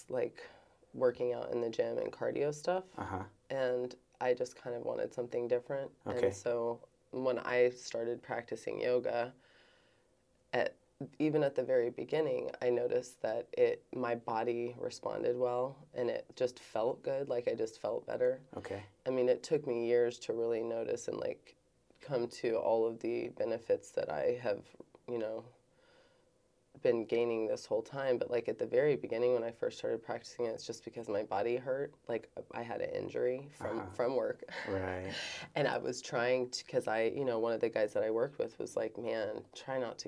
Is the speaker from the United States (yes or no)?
yes; Kansas City, Missouri, United States; I grew up here in Kansas City